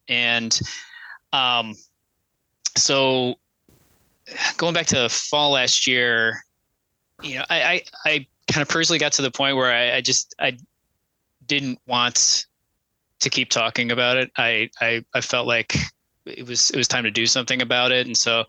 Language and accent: English; West Virginia, United States; born there; I was born in West Virginia, so I've always felt a kind of a connection to that state.